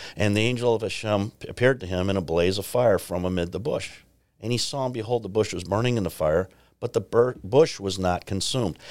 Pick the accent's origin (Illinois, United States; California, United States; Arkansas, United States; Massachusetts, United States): Illinois, United States; Chicago; I'm from the Chicagoland area and, uh, grew up in the South Side End